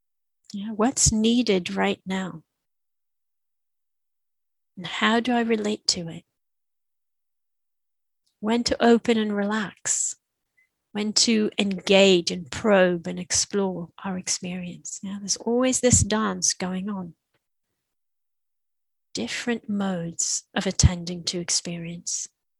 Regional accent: Israel; first language Hebrew; English is a second language; I teach a lot in Israel in Hebrew, yeah, my mother tongue.

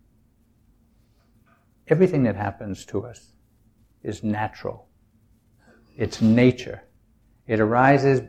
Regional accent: New England, United States; I'm from New England. It's a very self-reliant, do it yourself, don't depend on anybody

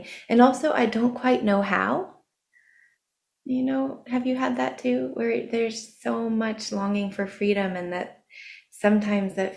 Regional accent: Ashland, United States; Ashland, my hometown

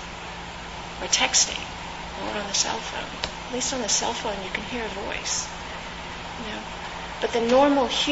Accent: California, United States; I grew up in California

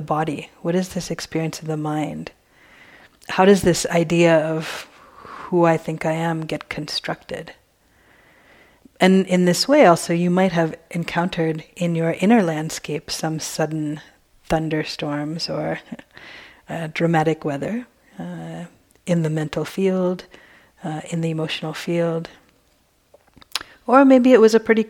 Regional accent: East Coast, United States; now in West Coast, United States; I grew up in the East Coast.

